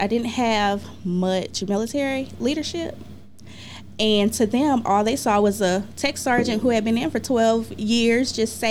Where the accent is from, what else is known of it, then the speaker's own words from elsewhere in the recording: Gulfport, Mississippi, United States; I'm from Gulfport. Okay. Turnkey, to be exact.